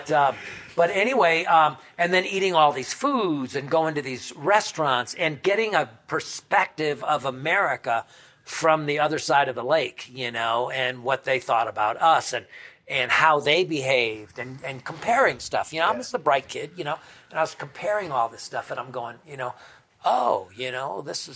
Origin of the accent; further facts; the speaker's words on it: Albany, New York, United States; also born or lived in Johnstown, New York; growing up in Johnstown and Albany, New York